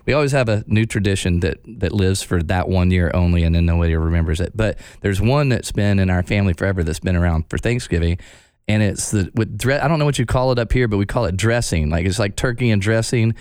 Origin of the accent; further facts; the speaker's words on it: Texarkana, United States; I grew up in Texarkana. Half of it is in Arkansas, half of it is in Texas.